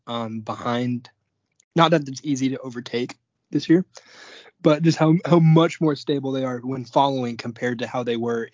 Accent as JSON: {"language": "English", "region": "Colorado", "country": "United States", "tie": "born or raised there", "said": "I grew up in Colorado my whole life"}